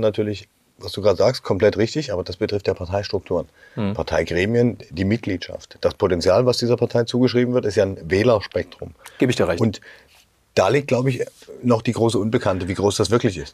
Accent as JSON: {"language": "German", "region": "Saxony", "country": "Germany", "said": "wie man als Sachse sagt"}